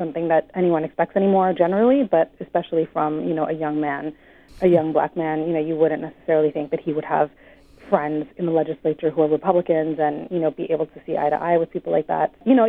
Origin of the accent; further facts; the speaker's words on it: Los Angeles, California, United States; also born or lived in Mumbai, India; I am not from St. Louis. I'm from Los Angeles and Mumbai.